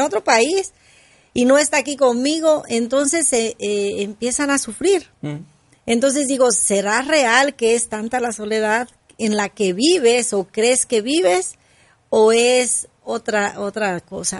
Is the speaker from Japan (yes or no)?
no; Mexico; yo soy mexicana